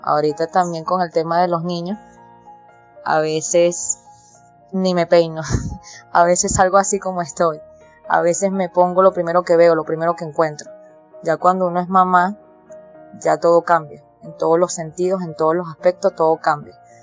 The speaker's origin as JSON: {"language": "Spanish", "town": "Caracas", "region": "Capital District", "country": "Venezuela", "tie": "born or raised there", "said": "yo nací aquí, siempre he vivido aquí en Venezuela, específicamente en la ciudad de Caracas. Yo soy de Caracas, Venezuela"}